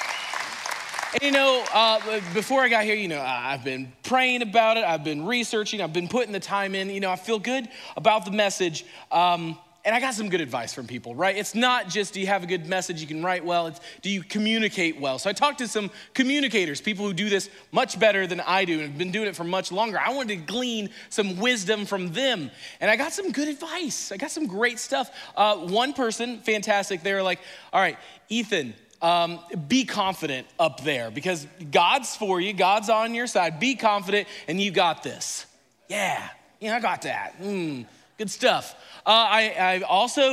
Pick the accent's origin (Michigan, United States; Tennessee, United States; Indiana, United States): Indiana, United States; moved away as an adult; now in Florida, United States; I grew up in Indiana